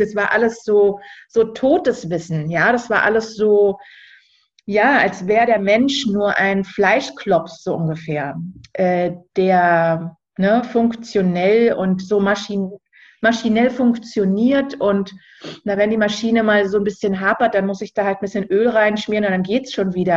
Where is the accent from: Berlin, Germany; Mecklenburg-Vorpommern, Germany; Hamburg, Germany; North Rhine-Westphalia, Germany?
Berlin, Germany; moved away as an adult; Ich bin ursprünglich Berlinerin und wohne auch jetzt wieder in Berlin, war zwischenzeitlich mal lange unterwegs und viel auf Reisen